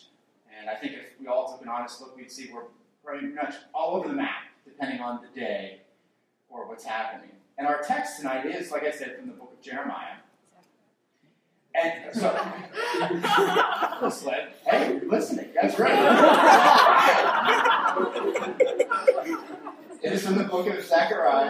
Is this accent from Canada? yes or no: no; New Jersey, United States; moved away; I'm from New Jersey